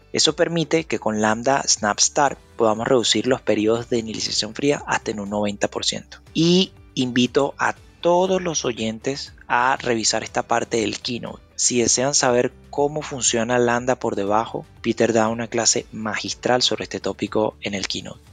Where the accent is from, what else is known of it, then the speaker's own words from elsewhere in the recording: Venezuela; moved away as an adult; also born or lived in Panama / Costa Rica / Qatar / Colombia; now in Chile; soy venezolano, residiendo en Chile desde el 2016.